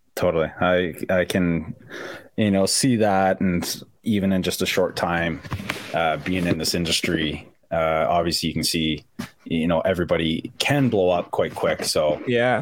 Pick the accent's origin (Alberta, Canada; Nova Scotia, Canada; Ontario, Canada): Ontario, Canada; Ajax; I grew up about uh, a half hour outside of Toronto, a little town. Well, not a little town anymore, but a town called Ajax